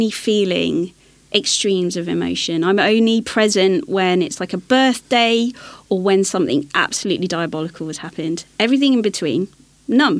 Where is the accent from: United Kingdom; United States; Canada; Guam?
United Kingdom; London; I'm growing up in West London